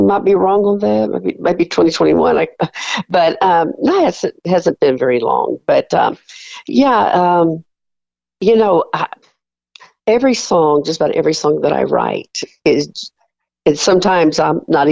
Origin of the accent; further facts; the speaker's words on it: South Carolina, United States; moved away as an adult; also born or lived in Mansfield, Louisiana / Cleveland, Tennessee; now in Finley, Oklahoma, United States; we felt God calling us to South Carolina, my hometown